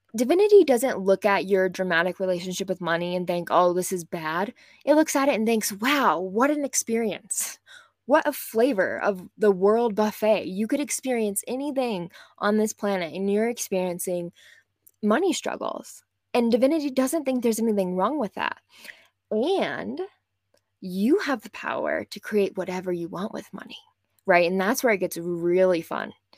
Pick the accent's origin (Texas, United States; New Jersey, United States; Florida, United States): Texas, United States; West; moved away as an adult; also born or lived in New York City; I grew up in West Texas in o, an oil-filled town